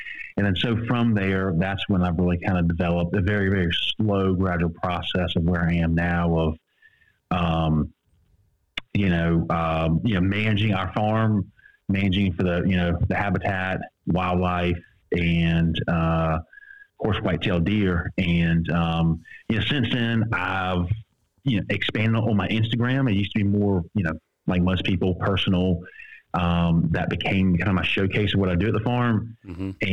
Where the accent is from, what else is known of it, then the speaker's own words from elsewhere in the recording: Savannah, Georgia, United States; I'm from Savannah, Georgia, and I'm in real estate